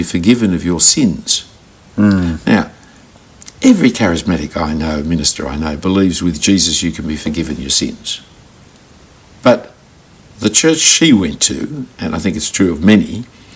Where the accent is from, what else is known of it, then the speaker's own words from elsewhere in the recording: Australia; being an Australian Christian